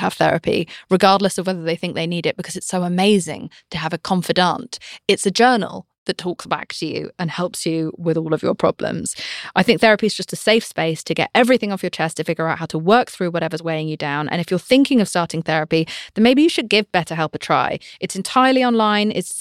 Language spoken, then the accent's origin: English; United Kingdom; I'm British.